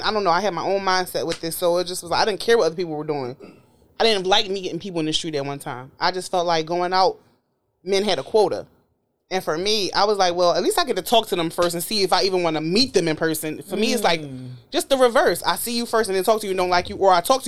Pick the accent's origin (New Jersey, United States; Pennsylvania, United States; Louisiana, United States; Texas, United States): Pennsylvania, United States; Philadelphia; I'm from Philly